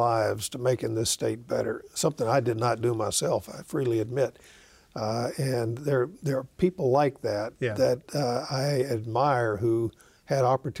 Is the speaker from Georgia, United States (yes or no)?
no; Jackson, Mississippi, United States; moved away as an adult; now in Oakland, United States; I said, growing up in Mississippi opened and not closed my eyes to the cruelty of racism.